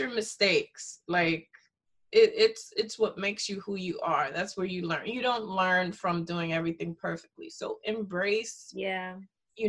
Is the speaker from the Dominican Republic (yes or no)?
yes; Dominican Republic; first language Spanish; English is a second language; moved away; I'm originally from Dominican Republic. I was born there, and I'm part Haitian.